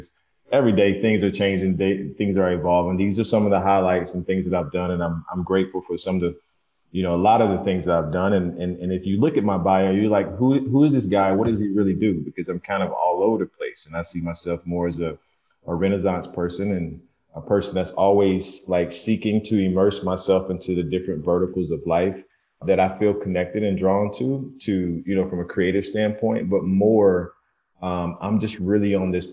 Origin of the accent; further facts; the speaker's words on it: Skipperville, Alabama, United States; moved away; I'm from Skipperville, Alabama, population of 600 with a caution light and, you know, a rooster that woke me up every morning at 6 a.m.